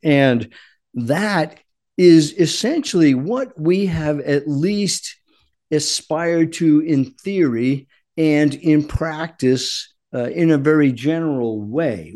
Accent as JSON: {"language": "English", "region": "Rhode Island", "country": "United States", "tie": "born or raised there", "moved": "yes", "said": "I grew up in Rhode Island"}